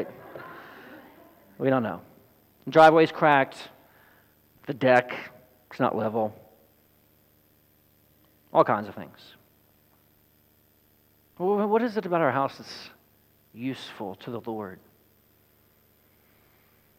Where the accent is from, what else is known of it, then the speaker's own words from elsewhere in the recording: Sadler, Texas, United States; our home where I grew up in Sadler, Texas, as a young chap.